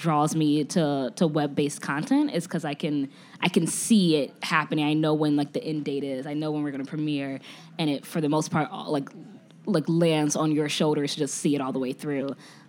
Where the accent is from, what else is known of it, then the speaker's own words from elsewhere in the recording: Chicago, Illinois, United States; I'm from Chicago, born and raised.